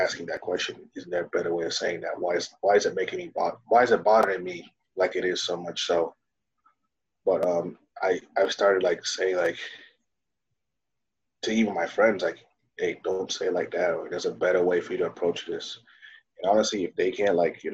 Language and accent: English; Dayton, Ohio, United States; first language Swahili; English is a second language; also born or lived in Kenya; I've been going up Dayton, Ohio